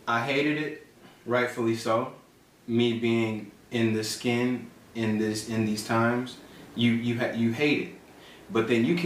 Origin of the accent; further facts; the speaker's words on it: Aurora, Illinois, United States; I am from Aurora, Illinois. Born and raised.